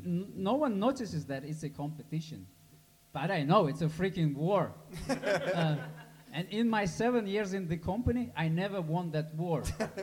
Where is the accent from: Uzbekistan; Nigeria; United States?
Uzbekistan; And, I'm from Uzbekistan.